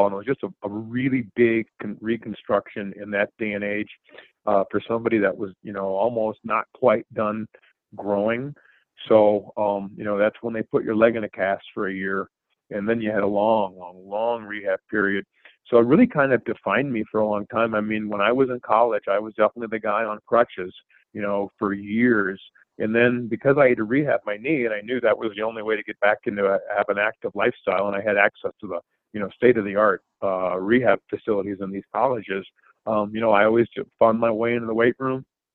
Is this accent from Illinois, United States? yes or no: no; La Crosse, Wisconsin, United States; where I grew up was a very athletically oriented area named La Crosse